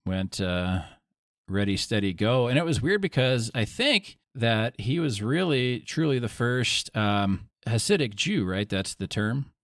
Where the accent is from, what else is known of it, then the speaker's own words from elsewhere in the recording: Wisconsin, United States; also born or lived in Oklahoma; I'm from Wisconsin